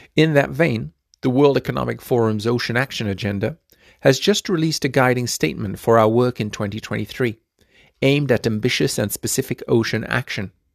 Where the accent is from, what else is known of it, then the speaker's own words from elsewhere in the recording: Fiji; my home country of Fiji